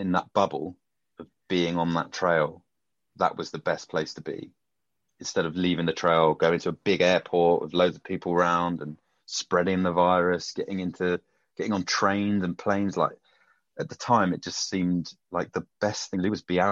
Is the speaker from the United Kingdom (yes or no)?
yes; United Kingdom; I'm a Brit in America